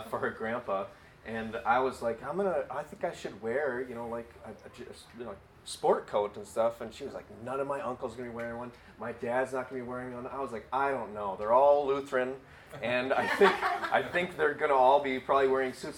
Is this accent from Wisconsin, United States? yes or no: yes; Wisconsin, United States; moved away as an adult; now in Illinois, United States; We're from Wisconsin